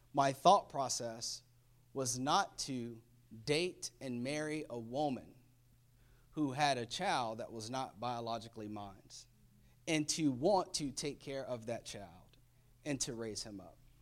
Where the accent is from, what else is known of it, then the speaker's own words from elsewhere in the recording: Florida, United States; moved away; I'm from Florida, definitely a hurricane state